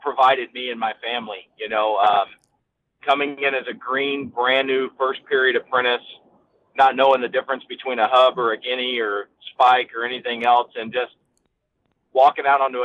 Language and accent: English; Texas, United States; moved away as an adult; now in California, United States; I grew up in Texas